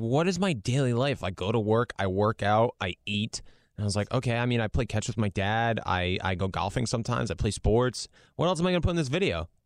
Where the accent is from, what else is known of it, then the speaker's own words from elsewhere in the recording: Rhode Island, United States; I'm from Rhode Island